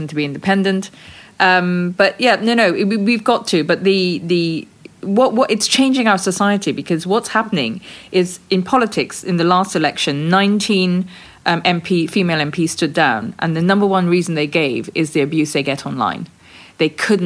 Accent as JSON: {"language": "English", "country": "Guyana", "tie": "born or raised there", "said": "When we were growing up in British Guiana"}